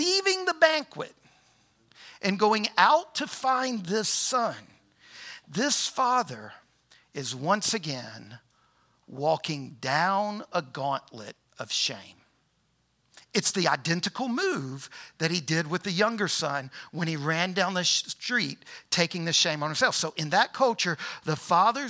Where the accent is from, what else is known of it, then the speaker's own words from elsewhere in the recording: New Orleans, Louisiana, United States; now in Harrisonburg, United States; So I was born in New Orleans. All my people were rural Louisiana.